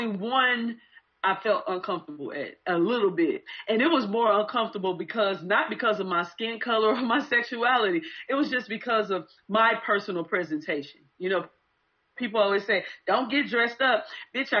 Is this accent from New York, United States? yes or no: no; St. Louis, Missouri, United States; now in Atlanta, United States; I'm originally from St. Louis, Missouri